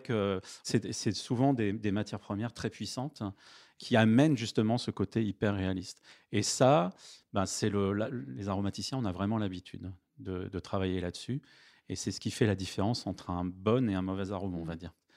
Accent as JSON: {"language": "French", "town": "Vincennes", "region": "Île-de-France", "country": "France", "tie": "born or raised there", "said": "J'ai grandi à Vincennes"}